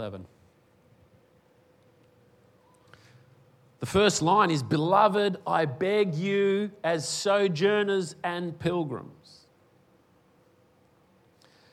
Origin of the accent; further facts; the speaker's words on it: Western Australia, Australia; now in Queensland, Australia; I was born in Western Australia. I came to Queensland